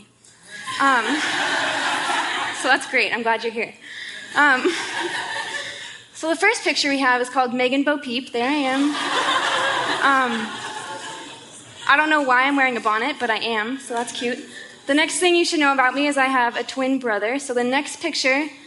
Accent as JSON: {"language": "English", "town": "Boulder", "region": "Colorado", "country": "United States", "tie": "born or raised there", "moved": "as an adult", "lives_now": "Seattle, United States", "said": "I was born and raised in Boulder, Colorado, and I lived there almost my entire life until I moved here in August."}